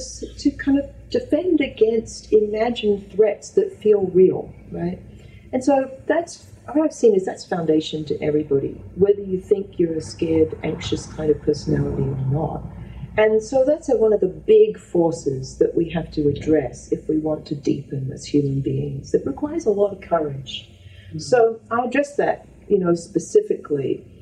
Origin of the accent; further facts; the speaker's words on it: Australia; moved away; I've realized how much fear I had that came from the cult of being Australian.